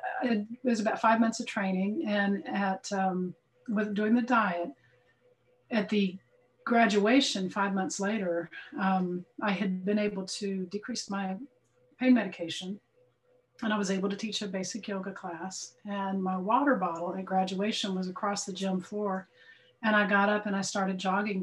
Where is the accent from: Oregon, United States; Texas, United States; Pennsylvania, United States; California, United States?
Texas, United States; Dallas; I'm from Dallas, Fort Worth, Texas